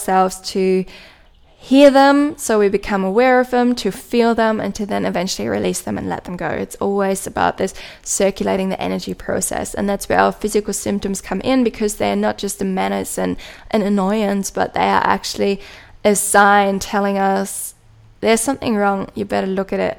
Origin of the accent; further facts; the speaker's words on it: Germany; accent: German; English is a second language; my own German accent